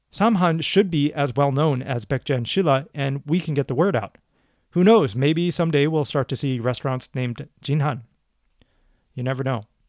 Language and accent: English; United States; I grew up in the States